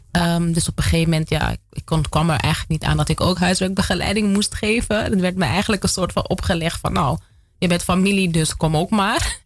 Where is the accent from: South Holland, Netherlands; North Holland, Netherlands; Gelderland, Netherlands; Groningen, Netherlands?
North Holland, Netherlands; Amsterdam; moved away as an adult; Ik kom uit Amsterdam Zuidoost. Ik woon er nu niet meer